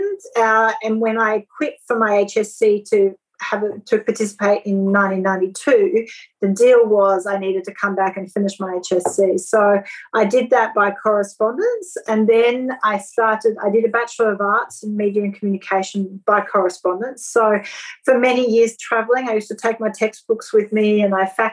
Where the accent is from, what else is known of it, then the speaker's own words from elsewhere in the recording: France; now in Australia; the girls I grew up with in France